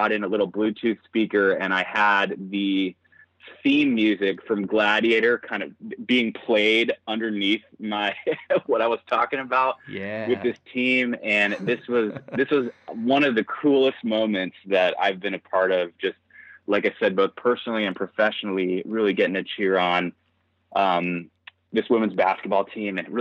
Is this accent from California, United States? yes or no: yes; Southern California, United States; moved away; I am originally from Southern California, pretty competitive volleyball player. I won a state championship in high school.